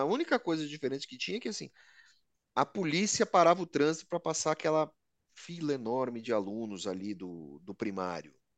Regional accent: Brazil; nós brasileiros somos uma mistura de progresso e fracasso

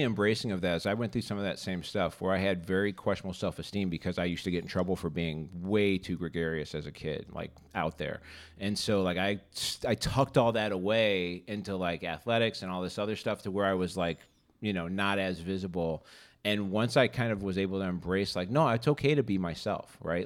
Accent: Boystown, Illinois, United States; I grew up in Boys Town

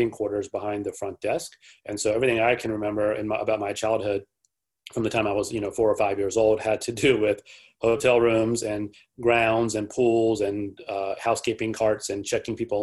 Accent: North Carolina, United States; moved away as an adult; also born or lived in New York; I grew up in the South in North Carolina

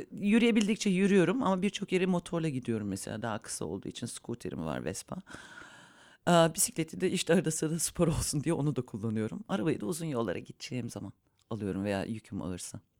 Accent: Munich, Bavaria, Germany; born there; also born or lived in İzmir; Almanya'da doğdum, Münih'te doğdum aslen. Ama Münih'te de hiç yaşamadım.

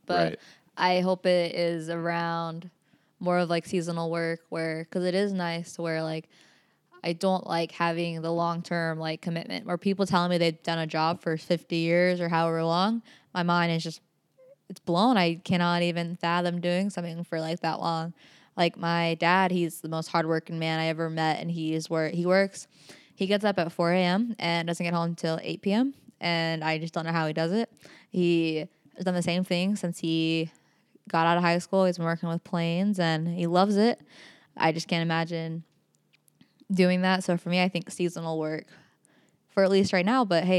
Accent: Utah, United States; And everyone always asks that question when I'm like, oh yeah, I'm from Utah.

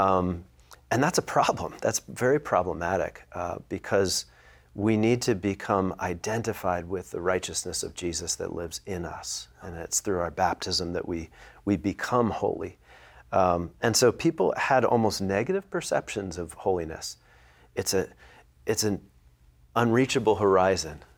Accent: Philadelphia, Pennsylvania, United States; I'm from the Philadelphia area.

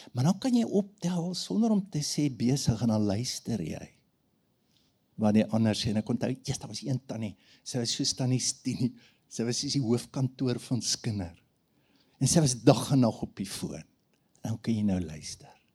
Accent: Standerton, Mpumalanga, South Africa; Ek het groot geword op Standerton

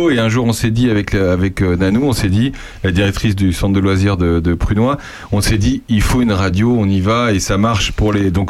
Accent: France; moi, je suis français, hein, je suis pas allemand, mais je parle allemand quand même.

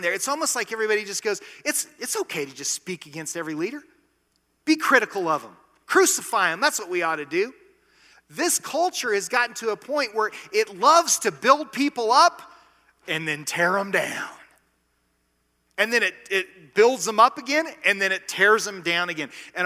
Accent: United States

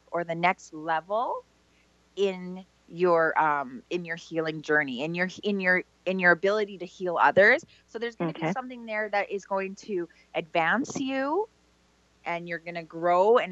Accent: Canada; I'm from Canada

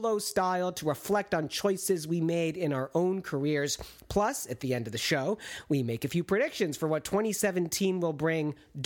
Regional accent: Michigan, United States; now in Chicago, United States; I grew up in Michigan

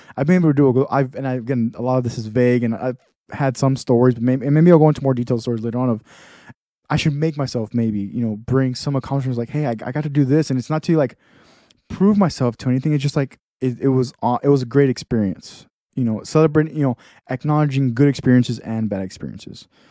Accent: Texas, United States; moved away; I'm from Texas, totally different li-, lifestyle.

